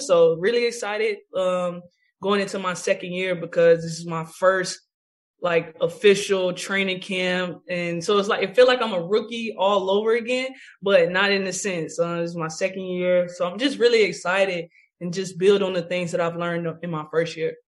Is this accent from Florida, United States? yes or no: yes; Tallahassee, Florida, United States; moved away as an adult; now in New York, United States; I had my uh, kids camp in Tallahassee in my home state and home city.